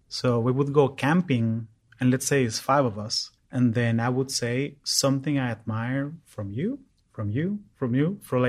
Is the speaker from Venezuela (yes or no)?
yes; Venezuela; English is a second language; So the fact that I'm Venezuelan, I'm also American, and I have an accent, and I really like sci-fi.